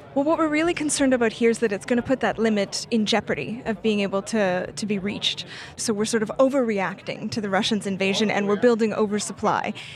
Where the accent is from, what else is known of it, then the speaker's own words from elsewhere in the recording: Canada; I'm Canadian.